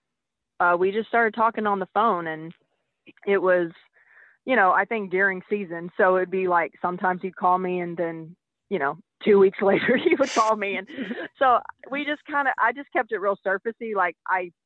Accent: near Memphis, Mississippi, United States; I grew up technically in Mississippi, but it's like right over the state line of Tennessee and really close to Memphis

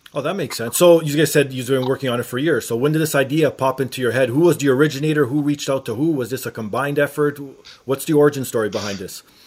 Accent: Toronto, Ontario, Canada; being from Toronto myself

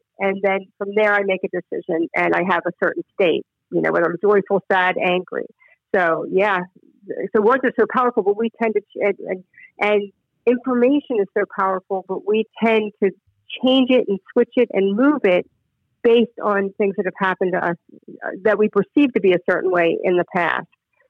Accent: Maryland, United States; also born or lived in Philadelphia / Charlottesville / San Diego / San Francisco; now in Florida, United States; I was born and raised in born in Philadelphia, raised in Maryland, and have lived in Charlottesville, Virginia, spent a lot of time in your neck of the woods.

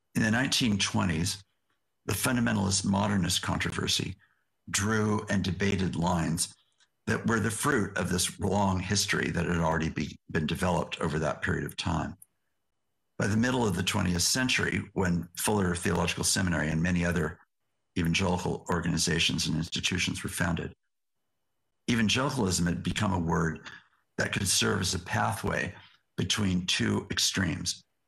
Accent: West Coast of the United States, United States; also born or lived in Yakima Nation; I am a tall, white, educated American, born and raised on the West Coast of the United States

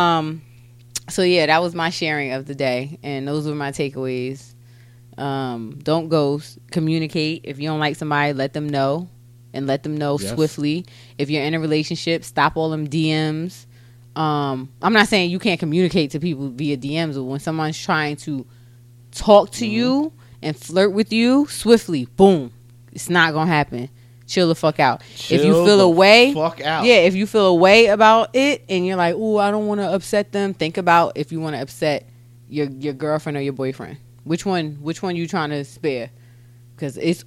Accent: New Jersey, United States; I'm from Jersey

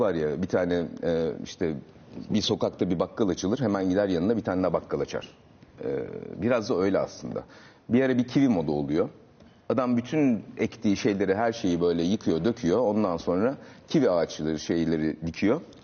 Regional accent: Ankara, Turkey; Ben de Ankara'lıyım

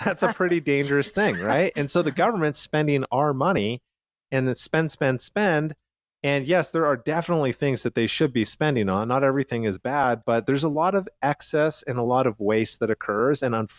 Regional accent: Canada; now in United States; I come from Canada, so I immigrated

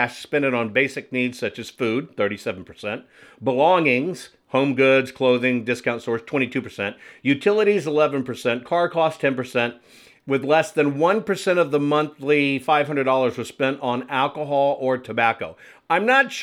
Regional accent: Texas, United States; moved away as an adult; I'm a Texan. That's where I spent most of my childhood life and part of my adult life

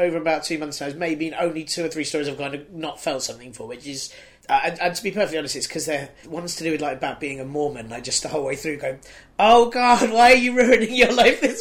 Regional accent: United Kingdom; being a British person

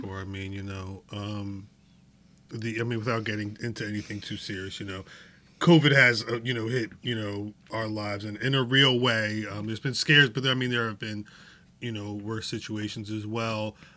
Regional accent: United States; I'm American

